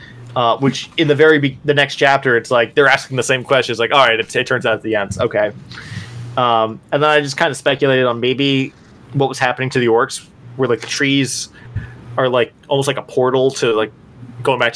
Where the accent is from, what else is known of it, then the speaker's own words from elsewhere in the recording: United States; As an American